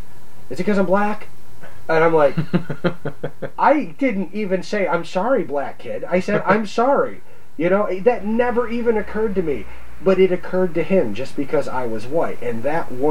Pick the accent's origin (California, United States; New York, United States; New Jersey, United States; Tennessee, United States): New York, United States; Oswego County; growing up in Oswego County, where everybody's a racist, you know, backwoods country